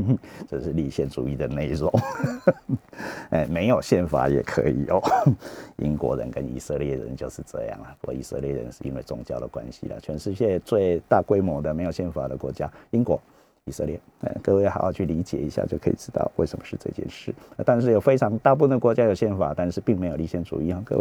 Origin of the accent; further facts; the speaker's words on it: Taiwan; 我是中国人呢，是观念中国的中国人啊，那但是我不是实证中国的中国人，我并没有拿中华人民共和国的护照啊